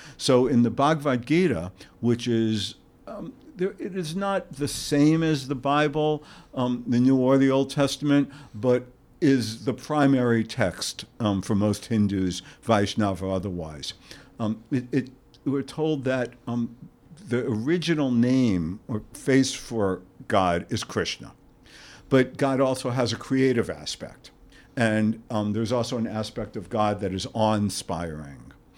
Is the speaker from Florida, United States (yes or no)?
no; New York, United States; moved away as an adult; also born or lived in Santa Barbara, California; We are both from New York